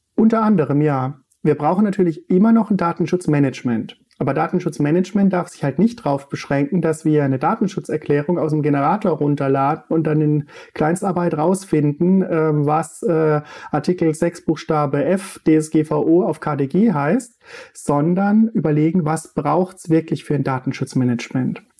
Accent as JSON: {"language": "German", "town": "Untergrombach", "region": "Baden-Württemberg", "country": "Germany", "moved": "yes", "said": "wo ich herkomme, äh, in Untergrombach äh, auf dem Michaelsberg"}